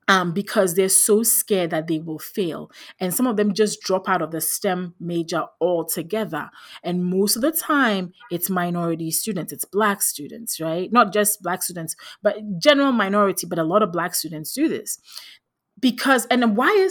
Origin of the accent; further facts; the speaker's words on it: Ghana; I grew up in Ghana in West Africa.